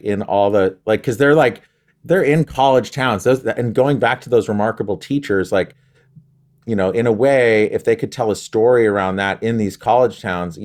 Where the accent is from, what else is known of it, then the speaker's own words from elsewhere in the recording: United States; I'm just American.